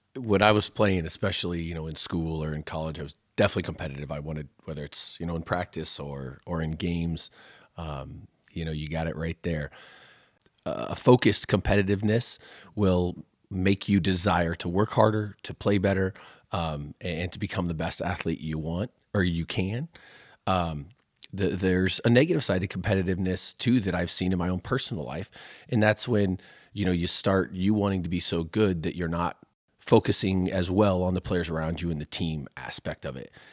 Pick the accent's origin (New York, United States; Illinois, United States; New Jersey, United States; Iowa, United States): Iowa, United States; Waukee; I grew up in Waukee when it was a lot smaller